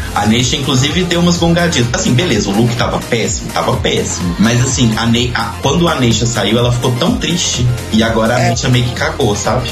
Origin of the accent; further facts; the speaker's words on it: Belo Horizonte, Minas Gerais, Brazil; de Belo Horizonte, minha cidade natal